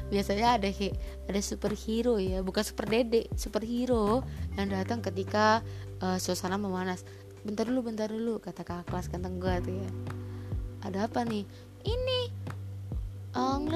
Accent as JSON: {"language": "Indonesian", "town": "Cirebon", "region": "West Java", "country": "Indonesia", "tie": "born or raised there", "said": "jadi SMA gue ini adalah terbilang SMA favorit di kota gue yaitu di di, eh, di Cirebon"}